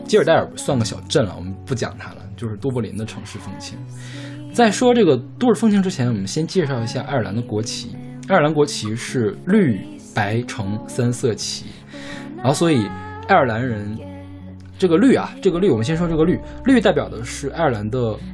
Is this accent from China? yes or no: yes; Northeast China, China; 我是东北人